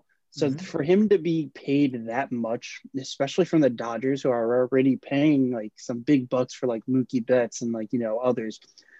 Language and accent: English; Cincinnati, Ohio, United States; I'm from Cincinnati.